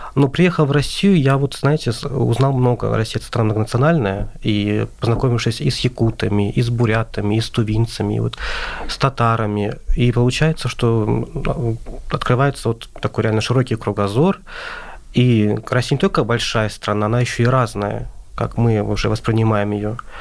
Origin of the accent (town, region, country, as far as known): Azerbaijan; moved away as an adult; now in Moscow, Russia